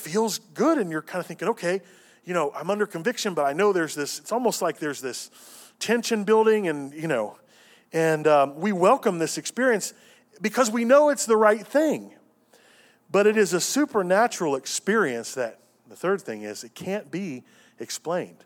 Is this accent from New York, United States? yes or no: no; Cincinnati, Ohio, United States; moved away as an adult; also born or lived in Tennessee; I moved from Cincinnati to Tennessee to go through my first year at Lee